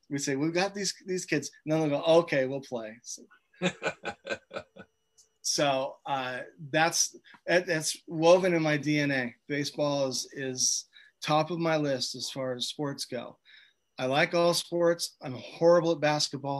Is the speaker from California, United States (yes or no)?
yes; Chico, California, United States; My hometown is Chico, California.